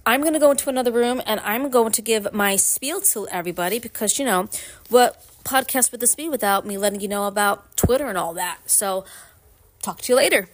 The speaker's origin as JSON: {"language": "English", "town": "Brooklyn", "region": "New York", "country": "United States", "tie": "born or raised there", "moved": "yes", "lives_now": "Upstate New York, United States", "said": "I am from Brooklyn, born and raised."}